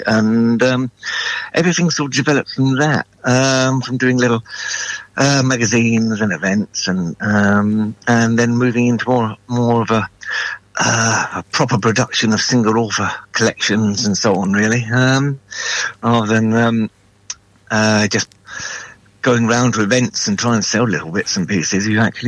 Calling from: Salford, North West England, United Kingdom; Oh, the wonderful world of Salford.

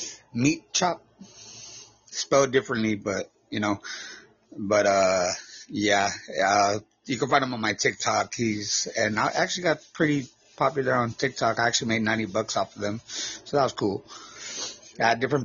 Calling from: Texas, United States; I'm from Texas.

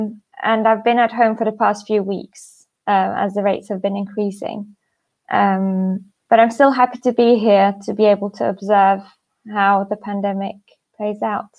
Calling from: Istanbul, Turkey; I'm calling in from Istanbul, Turkey.

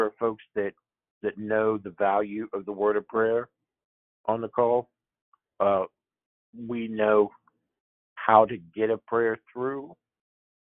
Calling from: Pennsylvania, United States; I'm calling from Pennsylvania

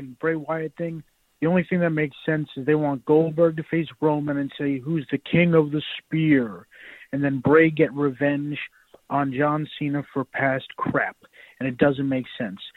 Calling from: New Jersey, United States; I'm calling from New Jersey.

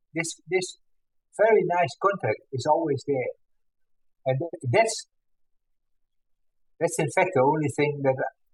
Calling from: Netherlands; I'm calling from the Netherlands.

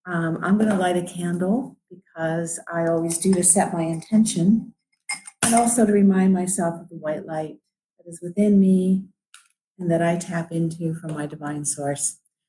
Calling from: Cleveland, Ohio, United States; I'm coming live from Cleveland, Ohio, where it's a rainy day

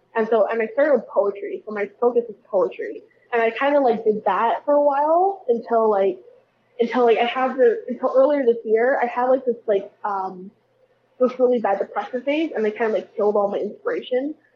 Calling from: Weiser, Idaho, United States; I'm calling you guys from Weezer, Idaho, at McCarran's restaurant.

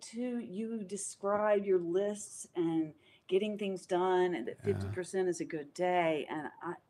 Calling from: North Carolina, United States; I'm in North Carolina

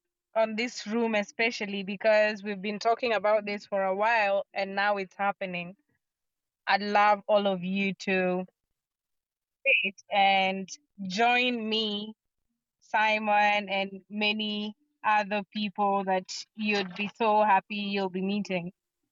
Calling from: Kisumu, Kisumu County, Kenya; I'm speaking from Kisumu, Kenya.

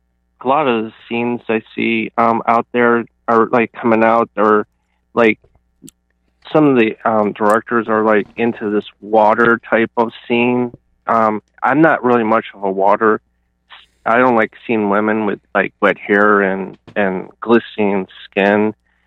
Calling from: Cleveland, Ohio, United States; from Cleveland, Ohio.

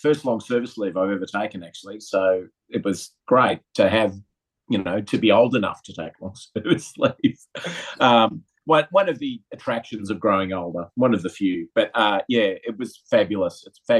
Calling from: Sydney, New South Wales, Australia; Coming from home in Sydney today on Gadigal Land.

